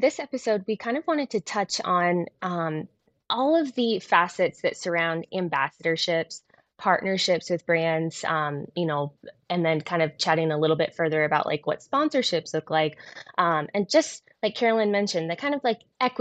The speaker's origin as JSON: {"language": "English", "town": "San Diego", "region": "California", "country": "United States", "tie": "born or raised there", "moved": "yes", "lives_now": "Colorado, United States", "said": "I'm born and raised in San Diego"}